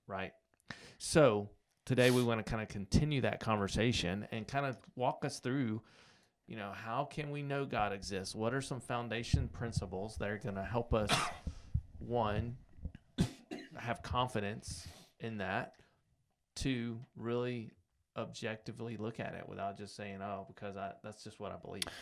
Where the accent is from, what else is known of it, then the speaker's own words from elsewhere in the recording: United States; I grew up in America